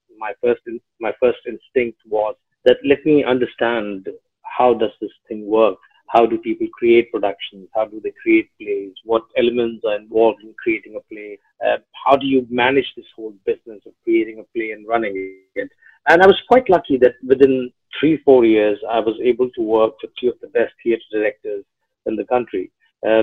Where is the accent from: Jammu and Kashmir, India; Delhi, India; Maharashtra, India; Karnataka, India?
Delhi, India; moved away as an adult; also born or lived in Ghazipur, Uttar Pradesh; now in Mumbai, India; I've literally lived, educated, grown up all my life in Delhi. So yes, Delhi was home.